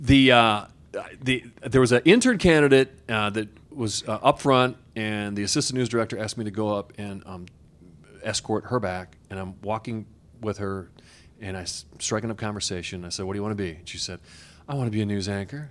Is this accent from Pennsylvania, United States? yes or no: no; Beloit, Wisconsin, United States; I'm from Beloit, Wisconsin, right on the border with Illinois